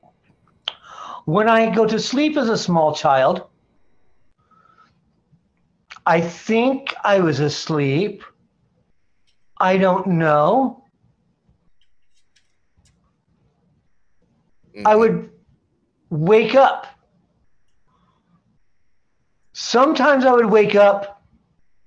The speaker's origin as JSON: {"language": "English", "town": "Portland", "region": "Oregon", "country": "United States", "tie": "born or raised there", "said": "I grew up in Portland, Oregon. I grew up in a little neighborhood called East Moreland"}